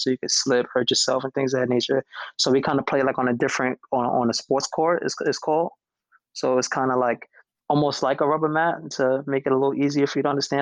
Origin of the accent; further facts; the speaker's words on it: New York City, New York, United States; I grew up I grew up in New York City